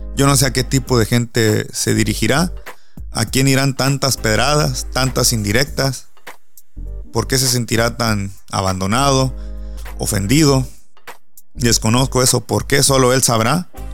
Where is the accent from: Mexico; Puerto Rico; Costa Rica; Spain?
Mexico; San José del Cabo, Baja California Sur; soy de San José del Cabo